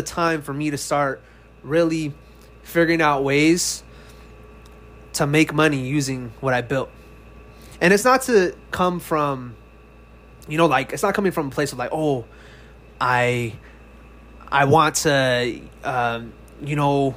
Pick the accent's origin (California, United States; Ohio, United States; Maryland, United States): California, United States; moved away as an adult; now in Texas, United States; I was born and raised in California, but last year I moved to Texas